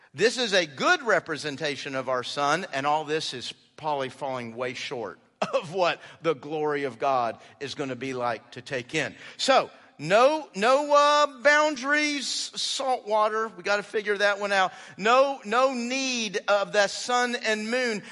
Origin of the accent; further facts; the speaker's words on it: Houston, Texas, United States; I grew up in Houston